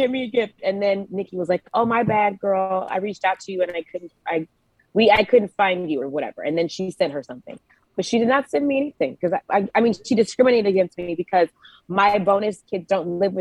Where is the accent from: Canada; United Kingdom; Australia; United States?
United States; Georgia; moved away; So I'm originally a Georgia peach. I'm from Georgia